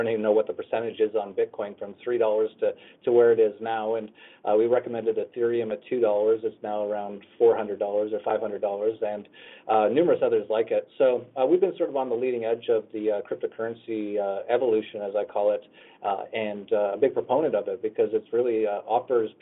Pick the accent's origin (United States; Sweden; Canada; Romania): Canada; I grew up in Canada and started an internet company in Canada